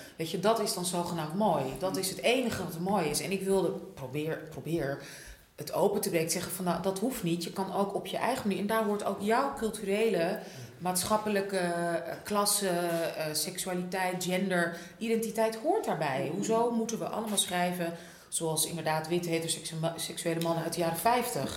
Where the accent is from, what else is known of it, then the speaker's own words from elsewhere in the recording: Netherlands; ik ben ook opgegroeid in Nederland